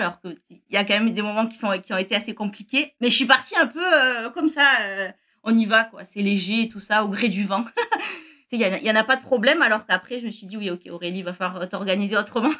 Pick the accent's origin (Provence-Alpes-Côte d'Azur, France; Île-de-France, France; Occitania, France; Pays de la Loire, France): Occitania, France; near Perpignan; moved away as an adult; now in Montreal, Canada; Je viens du sud de la France, près de Perpignan